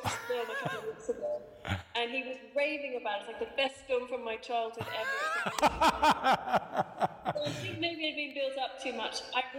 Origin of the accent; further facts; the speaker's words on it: Australia; I was brought up in Australia.